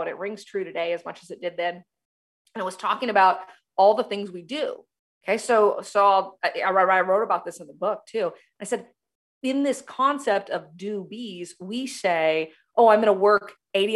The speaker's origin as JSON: {"language": "English", "country": "United States", "said": "I'm from the United States."}